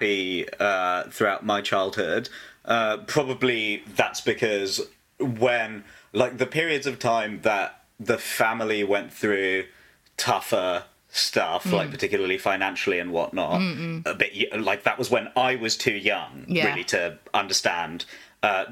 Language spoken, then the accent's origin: English; London, United Kingdom; I grew up in Wembley, so suburb of northwest London